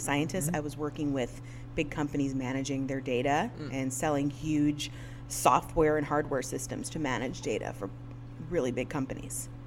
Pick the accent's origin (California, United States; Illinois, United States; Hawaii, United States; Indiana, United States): Indiana, United States; Northwest; am born and raised in Northwest Indiana